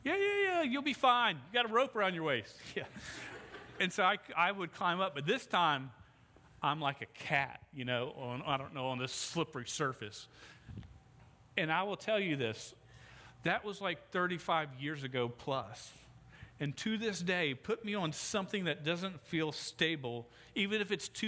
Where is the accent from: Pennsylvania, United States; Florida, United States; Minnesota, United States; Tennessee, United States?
Florida, United States; Jacksonville; I grew up in Mandarin, South Jacksonville